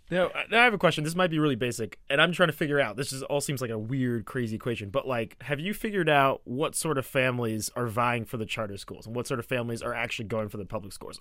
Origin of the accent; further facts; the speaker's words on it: Atlanta, Georgia, United States; accent: American; moved away; also born or lived in Ramsey, New Jersey; I call Atlanta my hometown now 'cause I went to college there. It was my formative years